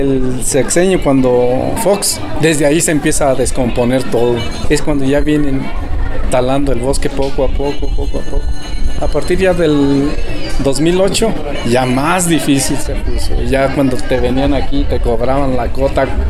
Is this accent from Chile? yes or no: no; Cherán, Michoacán, Mexico; yo tal vez viví una juventud pues bien armoniosa, ¿no? Armónica, o sea, las cosas estaban tranquilas aquí